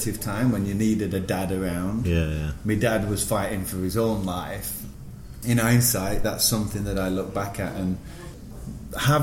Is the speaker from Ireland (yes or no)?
no; Sheffield, Yorkshire and the Humber, United Kingdom; moved away as an adult; also born or lived in Singapore / New York; I'm born and bred in Sheffield. Now I'm studying in Sheffield